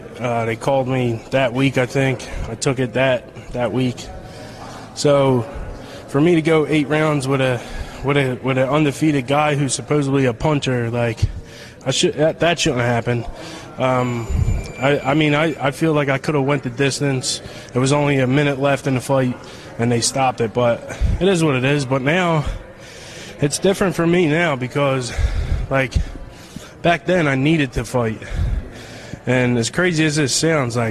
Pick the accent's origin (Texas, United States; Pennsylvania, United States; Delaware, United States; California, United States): Pennsylvania, United States; Philadelphia; in front of my hometown crowd and my family and my fans